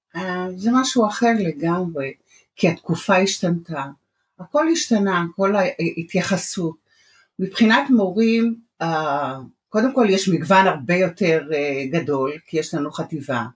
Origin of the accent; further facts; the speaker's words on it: Jerusalem, Jerusalem District, Israel; moved away as an adult; also born or lived in Iran; now in Bat Yam, Israel; אני ירושלמית במקור, התחתנתי ועברתי לבת ים.